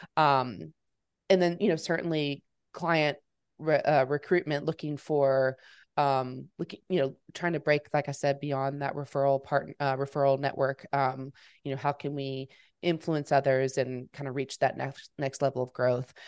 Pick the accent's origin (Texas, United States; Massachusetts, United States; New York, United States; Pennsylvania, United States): Texas, United States; Fort Worth; moved away as an adult; also born or lived in Memphis, Tennessee; I'm born and raised in Fort Worth, I'm back here now after college